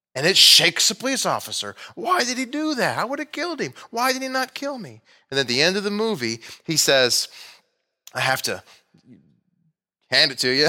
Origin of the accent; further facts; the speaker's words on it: Texas, United States; moved away as an adult; now in Missouri, United States; I was from Texas, I hardly ever saw snow. But then I moved here